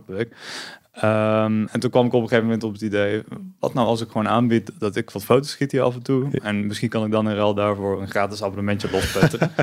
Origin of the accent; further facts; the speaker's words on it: Tilburg, North Brabant, Netherlands; moved away as an adult; now in Eindhoven, Netherlands; ik ben geboren in Tilburg en ik woon inmiddels al 17 jaar in Eindhoven, zoals je misschien hoort.